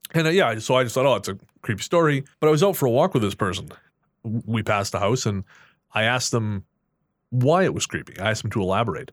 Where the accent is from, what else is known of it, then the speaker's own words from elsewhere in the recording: Revelstoke, British Columbia, Canada; my hometown of Revelstoke